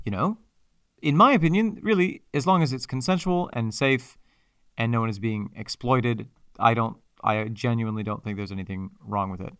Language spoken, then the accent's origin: English; Mexico, New York, United States; my hometown